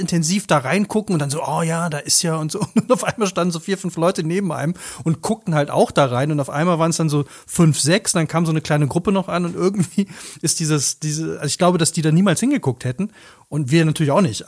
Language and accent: German; North Rhine-Westphalia, Germany; Ich bin ja selber aus dem Rheinland, aus NRW, wo in meiner Heimat überall Filme gedreht worden sind